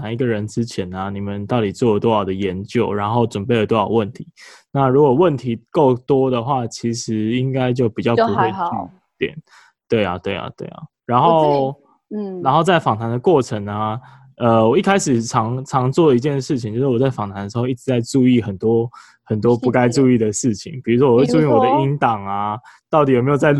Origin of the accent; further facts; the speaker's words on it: Taiwan; 我们台湾人